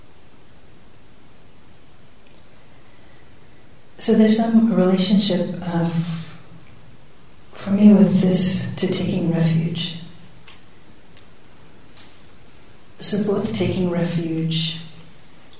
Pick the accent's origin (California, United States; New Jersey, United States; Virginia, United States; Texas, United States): California, United States; San Francisco; my hometown at that very moment in San Francisco